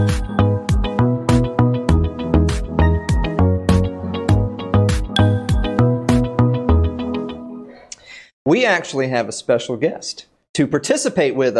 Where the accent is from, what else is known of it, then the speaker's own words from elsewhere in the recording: the South, United States; we're from the South